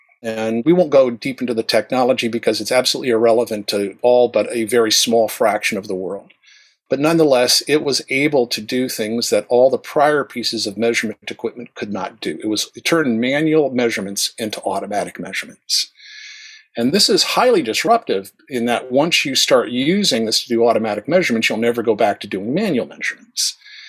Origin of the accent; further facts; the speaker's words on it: the South, United States; accent: flat American broadcast standard; I was raised in the South. Otherwise, I'd be speaking more Southern